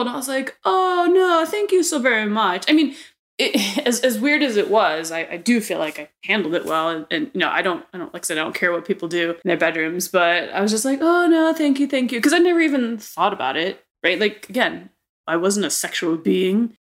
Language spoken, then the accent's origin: English; Arizona, United States; Growing up um, here in Arizona, I was raised in the Catholicism faith